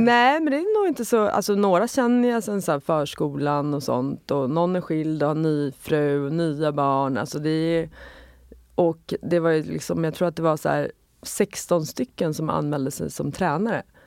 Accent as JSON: {"language": "Swedish", "town": "Sollentuna", "region": "Stockholm County", "country": "Sweden", "tie": "born or raised there", "said": "jag växte upp i Sollentuna"}